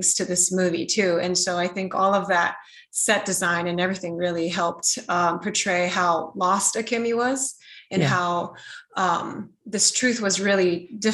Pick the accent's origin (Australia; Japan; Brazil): Japan; also born or lived in United States; I was born in America and I grew up in Japan